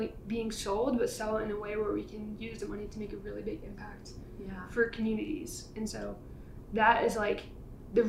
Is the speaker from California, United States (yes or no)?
no; Rhode Island, United States; moved away as an adult; now in Denver, United States; I grew up in Rhode Island, lived there for mostly my whole life until I moved out here to Denver like a year ago